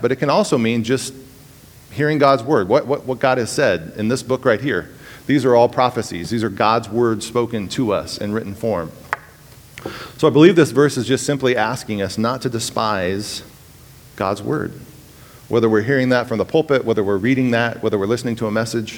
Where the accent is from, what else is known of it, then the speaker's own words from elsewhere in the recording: California, United States; moved away as an adult; I'm from California.